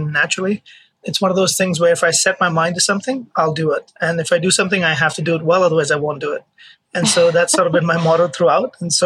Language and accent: English; Mumbai, Maharashtra, India; moved away as an adult; now in United States; I was born in India, in Mumbai, and I played college tennis. I played tennis my childhood